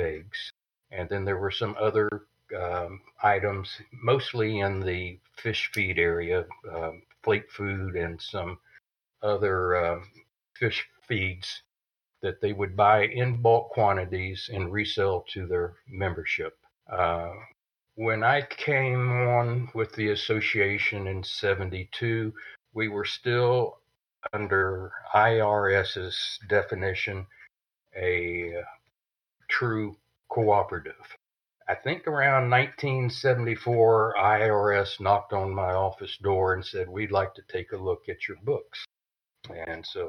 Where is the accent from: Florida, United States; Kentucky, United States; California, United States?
Florida, United States; Winter Haven; I came back to my hometown, which is Winter Haven, Florida